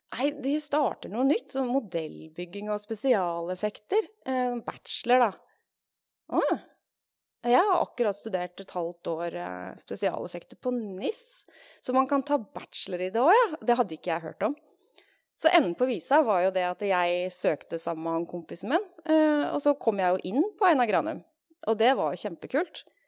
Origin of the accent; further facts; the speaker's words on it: Norway; moved away as an adult; also born or lived in England; har også jobba på film og TV her hjemme i Norge når jeg flytta hjem